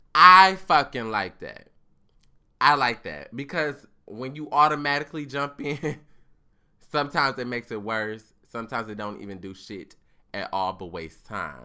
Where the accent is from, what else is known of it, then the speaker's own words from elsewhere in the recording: United States; I was born in America